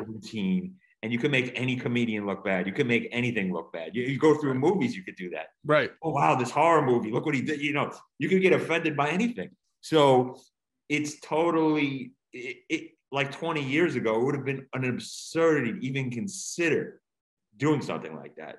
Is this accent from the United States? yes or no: yes; Long Island, New York, United States; moved away as an adult; also born or lived in Queens, New York / Los Angeles / Ithaca, New York; now in Montgomery, United States; I was born in Queens. I grew up in the Long Island area